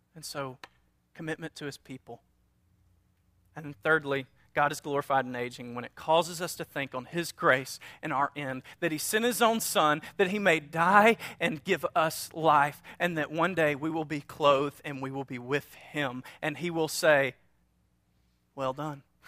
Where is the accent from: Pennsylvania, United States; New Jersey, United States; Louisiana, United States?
Louisiana, United States; North; we're from North Louisiana, a small town